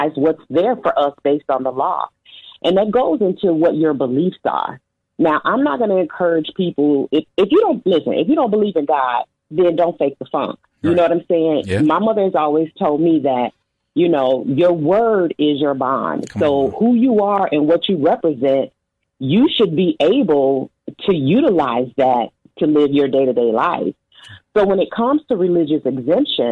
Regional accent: United States

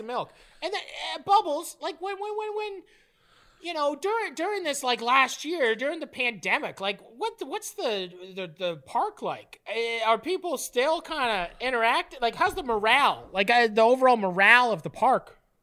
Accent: Canada; Being Canadian

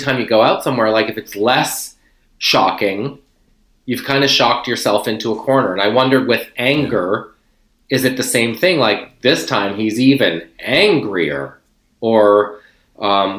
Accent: outside of Charlottetown, Prince Edward Island, Canada; I grew up in Prince Edward Island, outside of Charlottetown.

